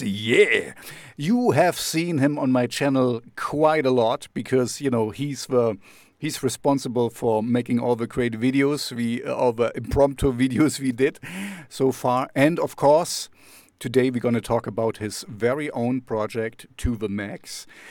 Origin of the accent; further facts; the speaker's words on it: Jena, Thuringia, Germany; I'm, I'm from Jena